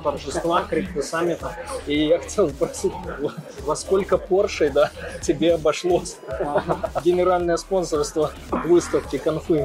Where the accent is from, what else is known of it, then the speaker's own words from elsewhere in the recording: Belarus; я же с Беларуси